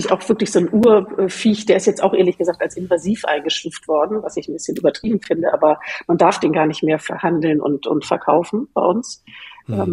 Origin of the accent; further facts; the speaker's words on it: Northern Germany, Germany; Ich bin ja äh, als Norddeutsche auch ganz mit, äh, sehr mit Skandinavien verbunden